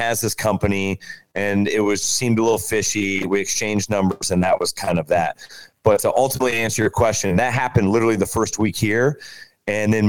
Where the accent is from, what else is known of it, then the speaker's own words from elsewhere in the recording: Kansas City, Missouri, United States; moved away as an adult; also born or lived in Fort Lauderdale, Florida / Boca Raton, Florida; I grew up in Kansas City